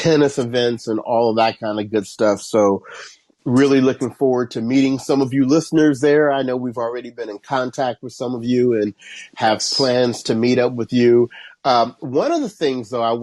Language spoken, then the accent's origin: English; Cincinnati, Ohio, United States; moved away; I was raised in Cincinnati, Ohio.